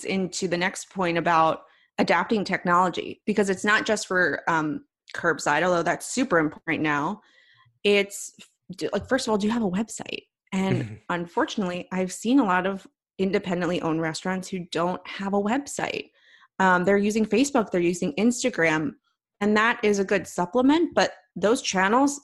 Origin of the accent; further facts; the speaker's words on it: Philadelphia, Pennsylvania, United States; accent: East Coast; moved away; also born or lived in Chicago; I'm from Philadelphia originally